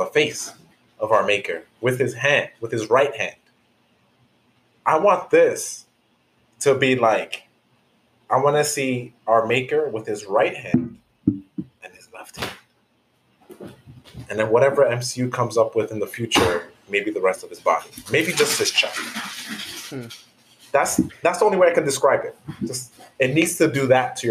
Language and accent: English; New York, United States; I'm from New York